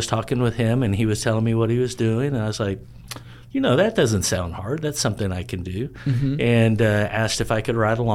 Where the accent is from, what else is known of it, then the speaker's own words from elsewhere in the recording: Grand Prairie, Texas, United States; now in Cedar Creek Lake, United States; I grew up in Grand Prairie